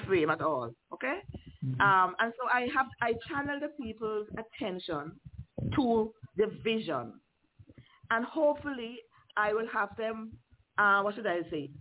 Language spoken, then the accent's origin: English; Liberta, Saint Paul, Antigua & Barbuda; also born or lived in Montserrat; I grew up in Liberta